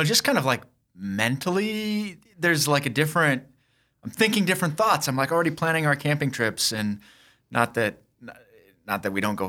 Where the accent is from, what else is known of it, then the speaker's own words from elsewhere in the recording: Sioux Falls, South Dakota, United States; also born or lived in Minnesota; And, so I grew up here in Sioux Falls and was away from the state for about 17 years, was in the service, got out and got a law degree, practiced law in rural Minnesota